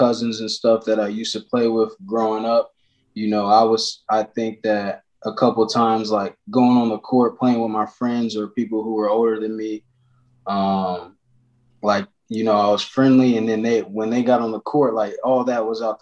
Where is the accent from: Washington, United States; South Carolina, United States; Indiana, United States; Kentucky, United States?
Indiana, United States; Marion; also born or lived in Fort Wayne, Indiana; I grew up in Marion, Indiana.